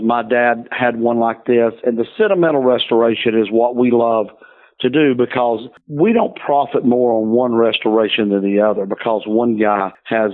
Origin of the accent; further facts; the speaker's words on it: the South, United States; I'm from the South, Southern Baptist